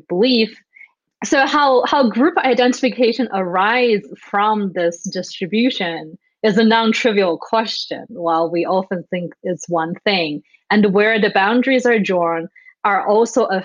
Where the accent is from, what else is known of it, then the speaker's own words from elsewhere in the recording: Wuhan, Hubei, China; moved away as an adult; now in United States; I grew up in Wuhan, China. I was born there.